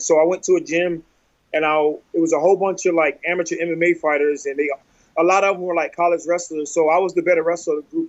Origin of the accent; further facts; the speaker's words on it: North Carolina, United States; I'm from North Carolina